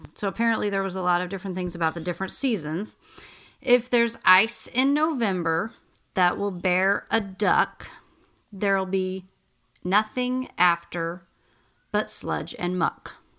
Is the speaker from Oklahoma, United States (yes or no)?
yes; Oklahoma, United States; moved away; I grew up in Oklahoma, which is flat and farmland.